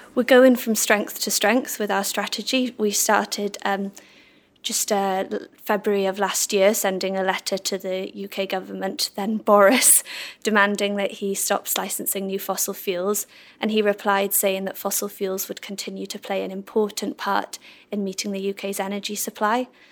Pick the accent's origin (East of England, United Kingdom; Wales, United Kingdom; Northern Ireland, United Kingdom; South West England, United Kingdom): Wales, United Kingdom; Swansea; now in London, United Kingdom; I'm from Swansea